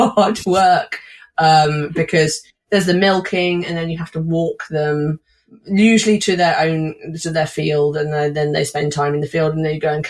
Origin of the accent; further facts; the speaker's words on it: Somerset, South West England, United Kingdom; also born or lived in Wiltshire; Somerset, where we lived until I was 16, and Wiltshire, where my grandmother lived and we later moved